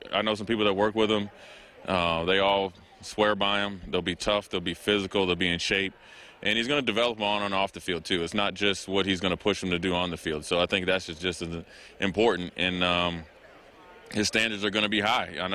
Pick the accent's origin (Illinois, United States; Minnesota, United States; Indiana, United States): Minnesota, United States; I'm from Minnesota, so uh, you know, I'm not from Nebraska.